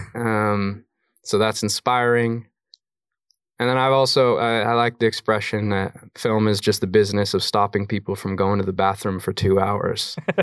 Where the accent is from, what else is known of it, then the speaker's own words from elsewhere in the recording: Colorado, United States; moved away; also born or lived in New York / London; I have a kid I grew up with in Colorado